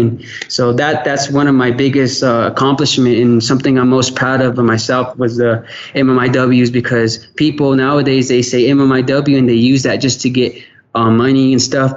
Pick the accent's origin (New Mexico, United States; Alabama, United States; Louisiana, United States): New Mexico, United States; Gallup; my hometown